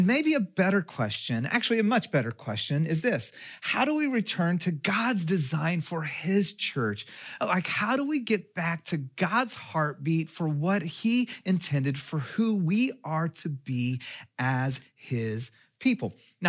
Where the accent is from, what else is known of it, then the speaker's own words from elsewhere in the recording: Texas, United States; I'm from Texas.